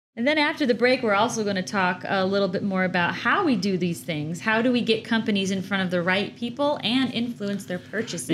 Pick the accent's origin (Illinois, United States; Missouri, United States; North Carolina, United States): Illinois, United States; Chicago; moved away as an adult; now in Georgia, United States; I'm born and raised in Chicago